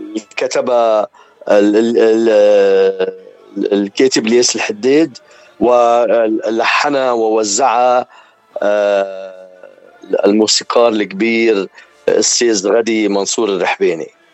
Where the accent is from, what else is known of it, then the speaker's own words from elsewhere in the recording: Zahle, Beqaa, Lebanon; moved away as an adult; now in Toronto, Canada; انا من مدينه زحله ومن منطقة حوش الأمراء يلي هي مدخل زحلة